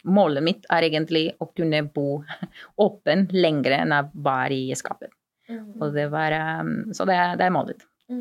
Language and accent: Norwegian; Peru; accent: lapskaus-dialekt; Norwegian is a second language; moved away as an adult; also born or lived in Kristiansund / Kristiansand; now in Oslo, Norway; jeg er opprinnelig fra Peru. Jeg kom til Norge litt over fire år siden